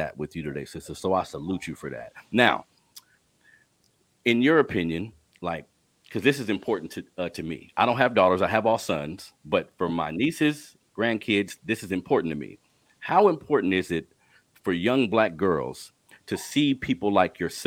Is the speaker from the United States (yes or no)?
yes; Sacramento, California, United States; I grew up here in Sacramento in an urban community